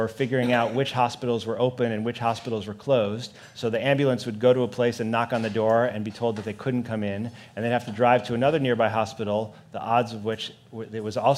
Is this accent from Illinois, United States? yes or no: yes; Chicago, Illinois, United States; moved away; I grew up in Chicago